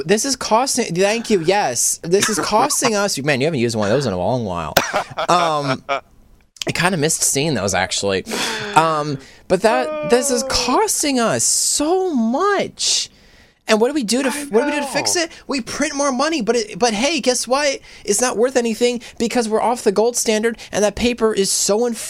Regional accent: United States; I was born and raised in America

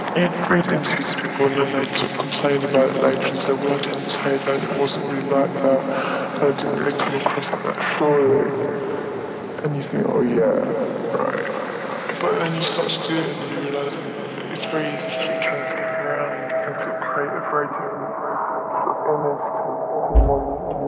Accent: Guildford, United Kingdom; And when I grew up in Guildford, sort of East London suburbs, and there was nothing to do, nothing to sort of really aspire to.

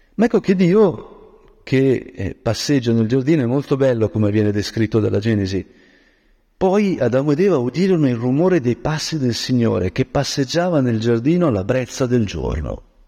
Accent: Brianza, Lombardy, Italy; da Brianzolo

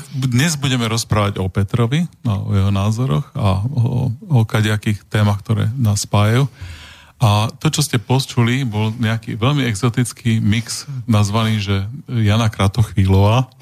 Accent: Prešov, Prešov Region, Slovakia; ja som, ja som z Prešova.

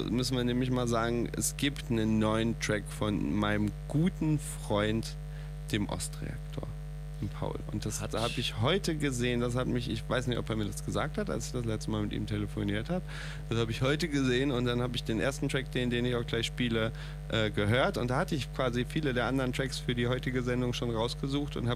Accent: North Rhine-Westphalia, Germany; ich komme ja auch aus Nordrhein-Westfalen.

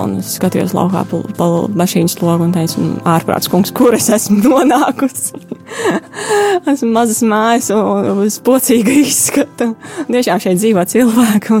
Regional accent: Nīcgale, Daugavpils Municipality, Latgale, Latvia; moved away as an adult; also born or lived in Italy; now in Cameroon; Es esmu no Daugavpils novada no Nīcgalas straucas.

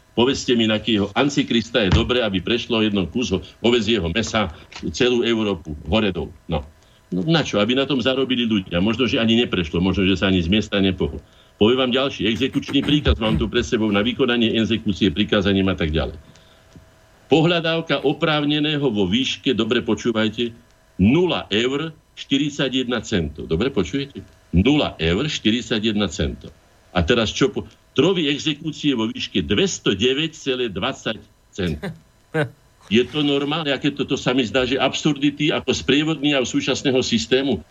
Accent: Slovakia; sme my Slováci

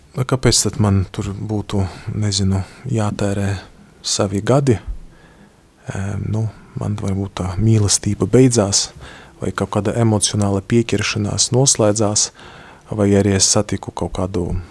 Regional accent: Latvia; Es esmu no Latvijas

